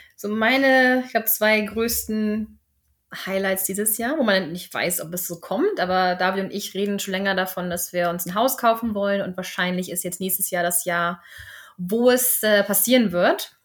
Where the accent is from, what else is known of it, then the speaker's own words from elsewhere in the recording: Germany; moved away as an adult; now in Sweden; wir sind ja gerne Deutsche